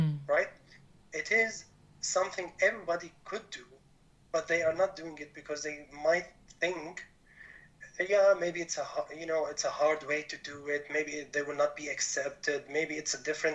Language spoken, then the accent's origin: English; Damascus, Damascus Governorate, Syria; moved away as an adult; also born or lived in Mannheim, Germany; now in Germany; I was born and raised in Damascus, Syria, so far from Germany where I'm now.